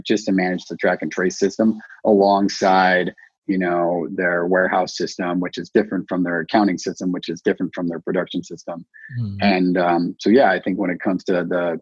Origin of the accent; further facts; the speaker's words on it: Idaho, United States; moved away as an adult; also born or lived in West Coast; I grew up in Idaho. I kind of split time. I'm more of a West Coast guy.